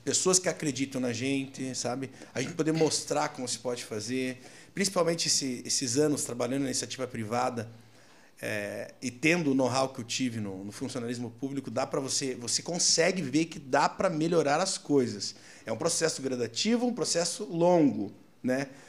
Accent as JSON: {"language": "Portuguese", "town": "Curitiba", "region": "Paraná", "country": "Brazil", "tie": "born or raised there", "also_born_or_lived": "Foz do Iguaçu", "moved": "yes", "lives_now": "São Paulo, Brazil", "said": "eu sou curitibano porque eu fui com meses de vida para Curitiba, eu fui criado em Curitiba"}